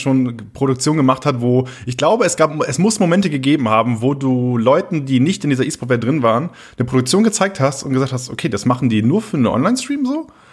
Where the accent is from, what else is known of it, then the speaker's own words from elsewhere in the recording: Oldenburg, Lower Saxony, Germany; Oldenburg ist halt so meine Heimat